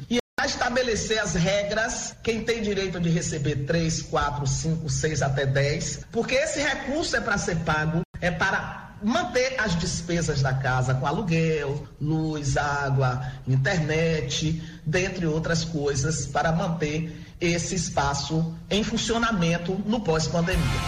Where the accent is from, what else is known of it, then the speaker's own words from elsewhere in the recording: interior of Bahia, Brazil; eu sou também do interior da Bahia